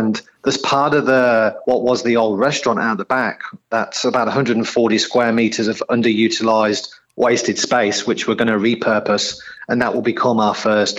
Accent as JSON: {"language": "English", "town": "Coventry", "region": "West Midlands", "country": "United Kingdom", "tie": "born or raised there", "moved": "yes", "lives_now": "Australia", "said": "you probably gather and your listeners will probably gather from my accent, not a local boy to Australia, so originally from the UK, a place called Coventry in central England."}